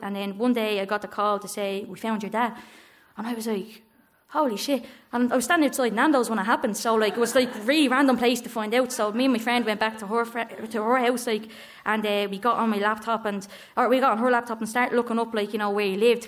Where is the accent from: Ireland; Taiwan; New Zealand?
Ireland; Dublin, Leinster; growing up in Coolock